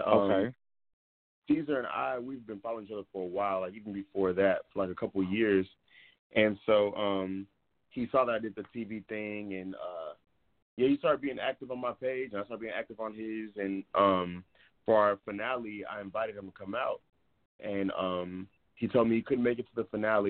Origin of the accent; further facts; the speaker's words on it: Dallas, Texas, United States; moved away as an adult; also born or lived in New York City; now in Los Angeles, United States; I'm actually from Dallas. I'm from Dallas, Texas